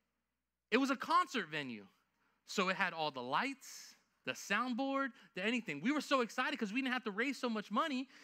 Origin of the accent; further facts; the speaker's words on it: Lakeland, Florida, United States; also born or lived in New York; I grew up in Lakeland. I can tell you all day I was born in New York. But I'm from Lakeland, Florida